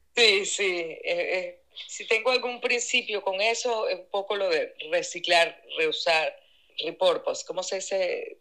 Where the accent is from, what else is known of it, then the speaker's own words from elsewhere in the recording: Venezuela; moved away as an adult; now in Indianapolis, United States; yo digo que yo crecí en Venezuela y vine a envejecer en Estados Unidos